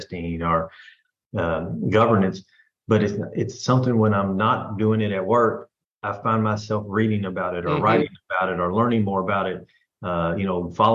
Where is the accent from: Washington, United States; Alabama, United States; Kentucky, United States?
Kentucky, United States; Louisville; moved away; I'm originally from Louisville, Kentucky